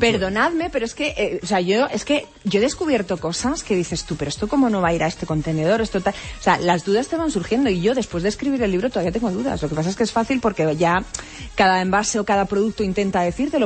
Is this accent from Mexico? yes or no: no; Almería, Andalusia, Spain; yo soy de playa, soy de mar, soy de Almería